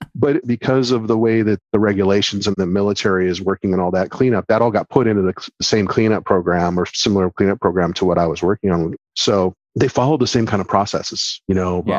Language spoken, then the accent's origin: English; Toledo, Ohio, United States; moved away; also born or lived in Oak Harbor, Ohio; am from Ohio, actually, originally